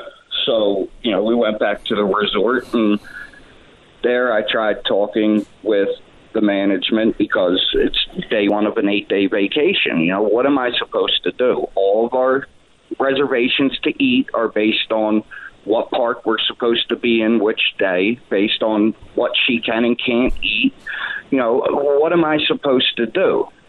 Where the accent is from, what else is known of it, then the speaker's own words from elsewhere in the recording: Pennsylvania, United States; I'm from Pennsylvania. I can't just turn around and go home.